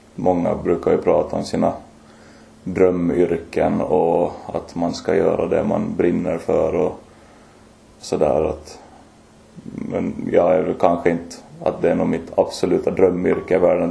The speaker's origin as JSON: {"language": "Swedish", "town": "Mariehamn", "country": "Åland Islands", "tie": "born or raised there", "also_born_or_lived": "Lemland / Vaasa", "moved": "as an adult", "lives_now": "Oravais, Finland", "said": "född och uppvuxen på Åland från början från Lämland men flyttade till Mariehamn som fyraåring"}